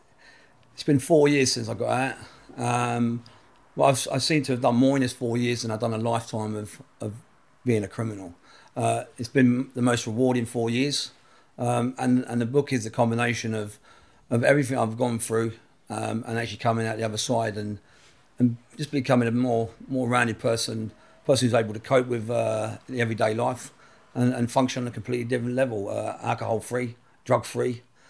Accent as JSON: {"language": "English", "town": "Camden Town", "region": "London", "country": "United Kingdom", "said": "I'm from Camden Town. I come from a single parent family, mum."}